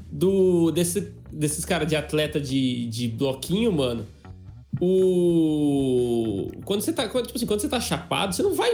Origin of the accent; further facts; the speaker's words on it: Adamantina, São Paulo, Brazil; moved away; você nasceu em Adamantina, Adamantina, uma cidade de 30 mil habitantes, e fui pra uma então, cidade de 1 milhão.